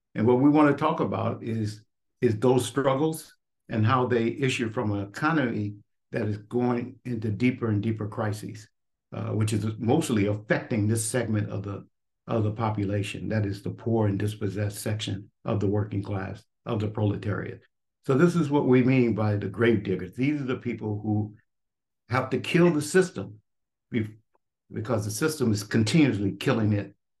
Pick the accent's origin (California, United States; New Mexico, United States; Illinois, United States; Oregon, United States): California, United States; Los Angeles; moved away; also born or lived in New York / Philadelphia; experience that I had growing up in Watts, uh, uh, California